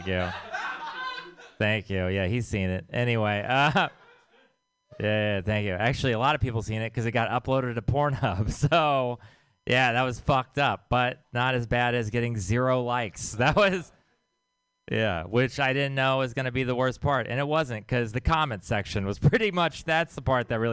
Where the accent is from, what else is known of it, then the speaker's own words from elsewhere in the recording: Texas, United States; I'm from Texas.